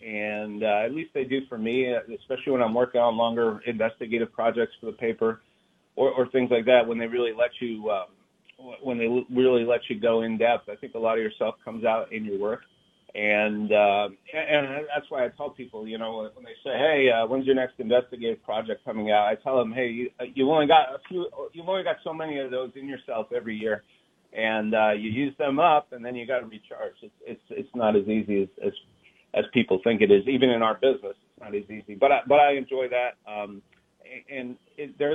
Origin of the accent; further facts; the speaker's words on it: Canada; now in Seattle, United States; my home country